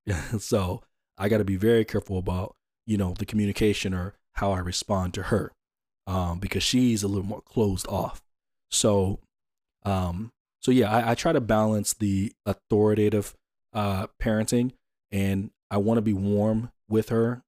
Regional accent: Atlanta, Georgia, United States; I'm from Atlanta

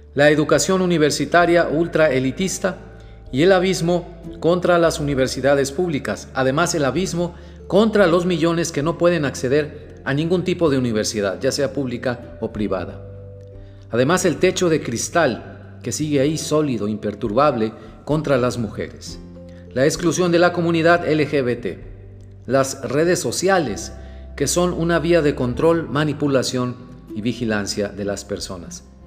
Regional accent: Mexico; also born or lived in Monterrey, Mexico; yo sea mexicano y viva en Monterrey, México

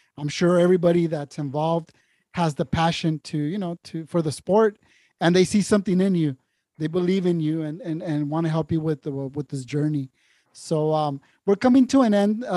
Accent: San Diego, California, United States; San Diego, this is my hometown

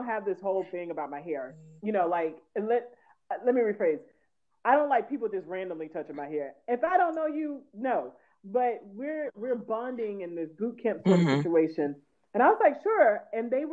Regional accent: Houston, Texas, United States; moved away; I grew up in Houston

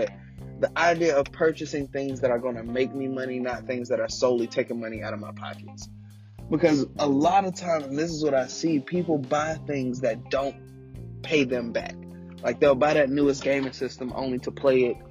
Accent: United States; being an American

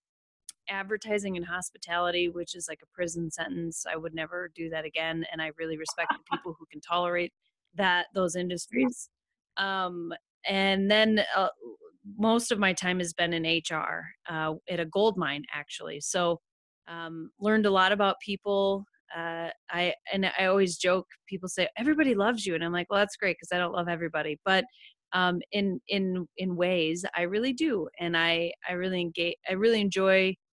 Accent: Western South Dakota, United States; moved away as an adult; also born or lived in Omaha, Nebraska; I grew up in Western South Dakota on a cattle ranch.

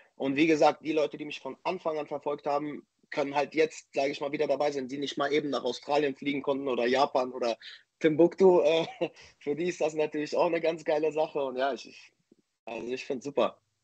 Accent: Dortmund, North Rhine-Westphalia, Germany; in meine Heimatstadt nach Dortmund

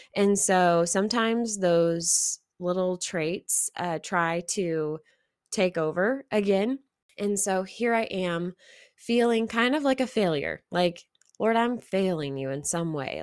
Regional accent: Missouri, United States; there was no one else that I had met that was from Missouri also

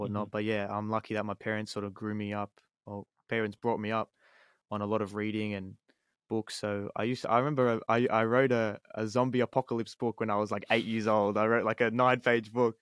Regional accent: Sydney, New South Wales, Australia; I'm from Sydney

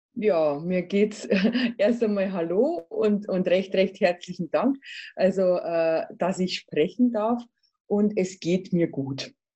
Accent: Ingolstadt, Bavaria, Germany; ich bin im Pius-Viertel aufgewachsen

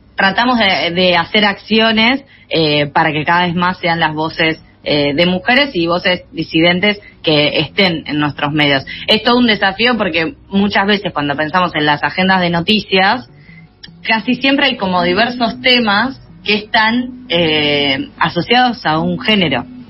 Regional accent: Junín, Buenos Aires Province, Argentina; Majo y yo somos de Junín

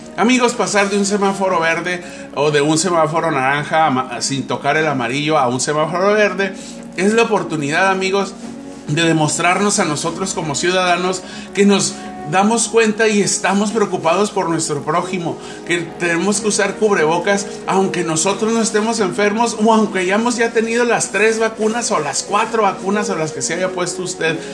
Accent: Mexico; como buen mexicano

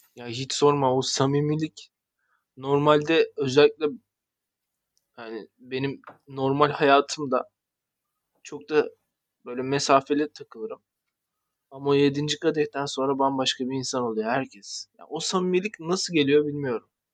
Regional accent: Tekirdağ, Turkey

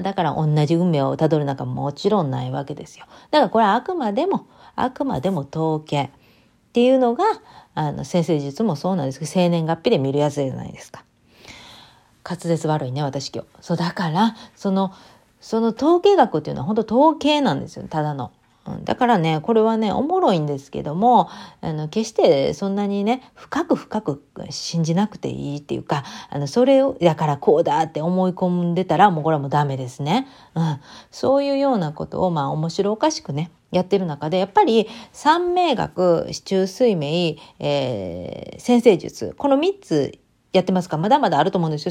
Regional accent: Japan; first language Japanese; now in United States; 自分の母国語の日本語

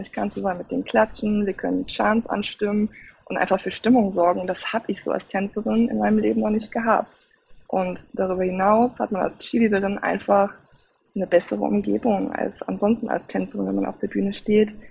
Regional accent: Cologne, North Rhine-Westphalia, Germany; Ich komme aus Köln

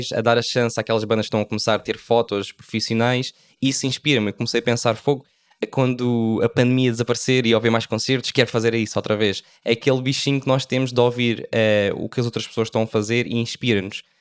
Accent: Faro, Algarve, Portugal; now in Algarve, Portugal; eu vivo no Algarve, sou de Faro, um, faço fotografia de casamento

